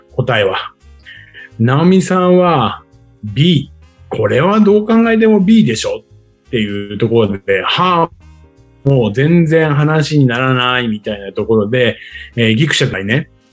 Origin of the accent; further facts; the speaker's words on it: Tokyo, Japan; also born or lived in Chiba; 千葉で生まれて東京で育った